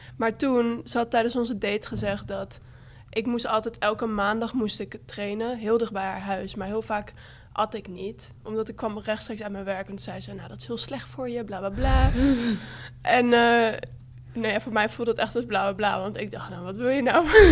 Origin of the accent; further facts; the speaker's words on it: Bible Belt, Netherlands; ik kom uit de Bijbelbelt